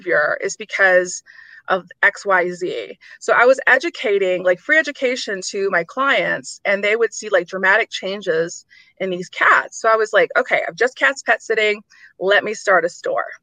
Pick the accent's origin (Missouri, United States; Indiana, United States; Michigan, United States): Michigan, United States; Detroit; moved away as an adult; also born or lived in Houston, Texas; I'm from Detroit